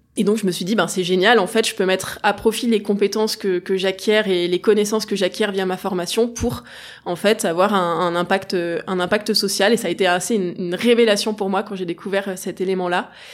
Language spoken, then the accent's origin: French; Grenoble, Auvergne-Rhône-Alpes, France; Grenoble, donc j'ai toujours été entourée à peu près de, de montagne